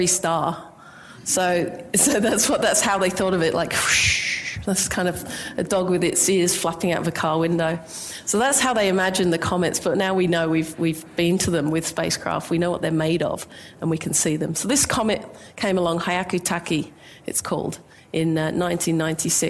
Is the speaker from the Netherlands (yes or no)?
no; England, United Kingdom; now in Australia; I grew up in England